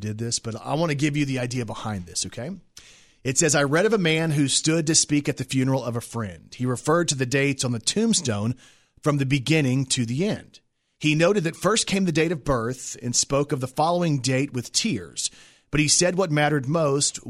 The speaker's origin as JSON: {"language": "English", "region": "Texas", "country": "United States", "moved": "yes", "said": "I lived in Texas. I'm from Texas."}